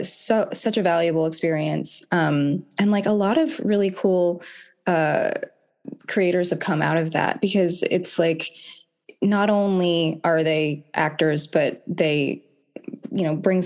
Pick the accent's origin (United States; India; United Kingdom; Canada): United States; Carmel, California; also born or lived in Florida; My mom, we moved from Florida, a farm in Florida, to Carmel because my mom got a job at the Naval Postgraduate School